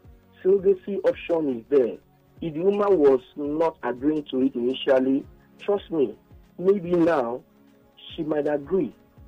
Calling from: Egypt; I'm calling from Egypt.

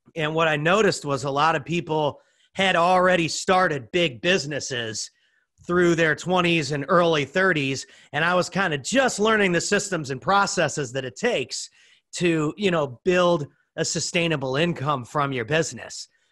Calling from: Dallas, Texas, United States; I'm calling in from Dallas, Texas. I've lived in a lot of different places in the United States, but now I am a Texan.

